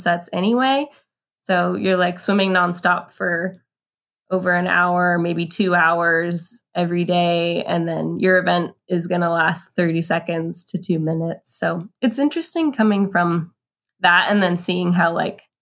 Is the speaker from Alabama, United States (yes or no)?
no; Ventura, California, United States; I grew up in Ventura, California, which is about equally between Santa Barbara and Los Angeles on the coast. I actually live in Ventura today.